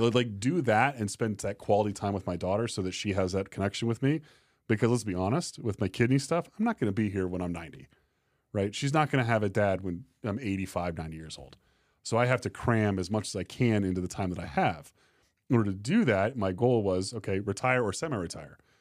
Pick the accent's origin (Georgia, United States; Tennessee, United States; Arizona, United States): Arizona, United States; Tempe; now in Fort Collins, United States; I'm from Tempe, Arizona